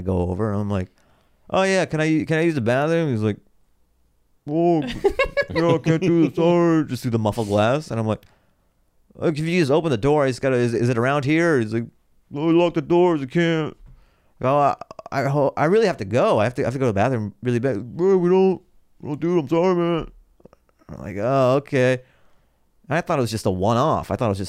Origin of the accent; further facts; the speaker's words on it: Seattle, Washington, United States; So I pull over, and then I go to a gas station because I'm from Seattle, and like this is what you do.